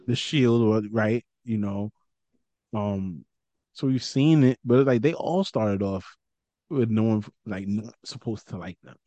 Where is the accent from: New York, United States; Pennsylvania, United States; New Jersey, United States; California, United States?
New York, United States; New York City; I'm from Brooklyn